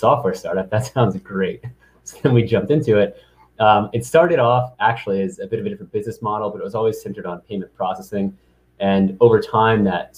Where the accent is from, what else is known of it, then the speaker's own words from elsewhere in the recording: St. Louis, Missouri, United States; moved away as an adult; also born or lived in East Coast; I'm from St. Louis, Missouri, born and raised, came to the East Coast around 2011 for college